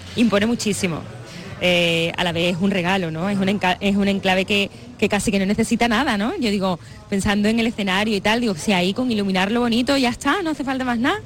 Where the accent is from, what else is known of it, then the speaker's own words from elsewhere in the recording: Seville, Andalusia, Spain; en mi tierra, que la gente me conoce desde que era una niña